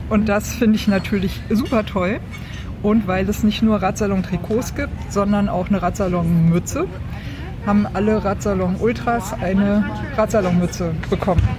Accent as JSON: {"language": "German", "region": "Swabia", "country": "Germany", "tie": "born there", "said": "Jetzt bin ich ja in Schwaben geboren und fange dann natürlich an zu rechnen."}